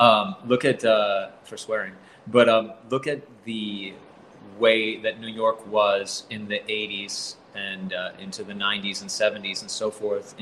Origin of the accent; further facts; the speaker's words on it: Caracas, Capital District, Venezuela; I'm from Venezuela, which, you know, like I was raised in Caracas since I was about 4